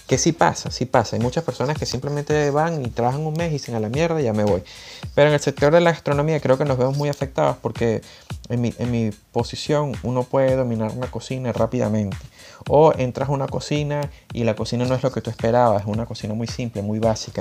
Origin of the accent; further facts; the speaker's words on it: Venezuela; moved away; Venezuela, que es de donde soy yo